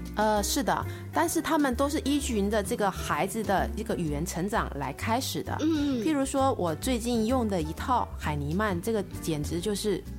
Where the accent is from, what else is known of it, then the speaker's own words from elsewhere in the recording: Taiwan; accent: Taiwanese; 我是周杰伦的老乡，也是林志玲的老乡